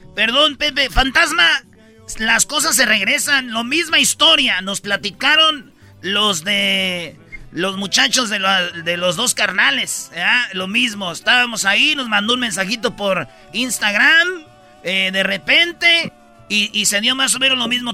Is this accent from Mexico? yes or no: yes; Michoacán, Mexico; moved away; yo vengo de Michoacán, de un rancho